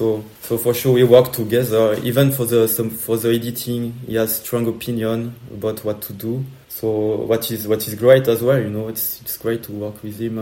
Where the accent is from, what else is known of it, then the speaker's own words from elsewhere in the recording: Bordeaux, Nouvelle-Aquitaine, France; English is a second language; I'm a skater, I'm from Bordeaux, I make videos